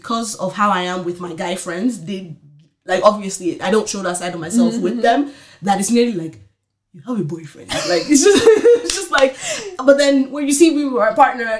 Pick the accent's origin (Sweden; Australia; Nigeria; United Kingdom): Nigeria; probably it's a mixture of because like we're Nigerian